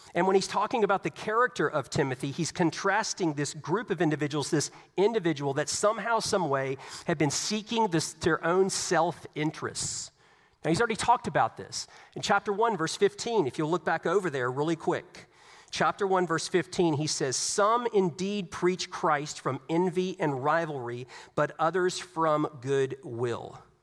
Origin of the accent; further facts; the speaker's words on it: Southeast Virginia, United States; Growing up in Southeast Virginia, I grew up around the military.